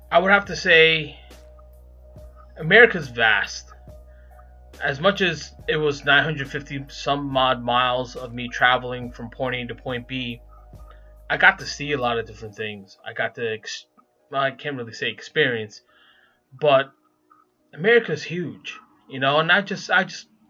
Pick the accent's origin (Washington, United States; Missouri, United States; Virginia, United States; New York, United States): New York, United States; New York City; accent: Brooklyn; I grew up in New York City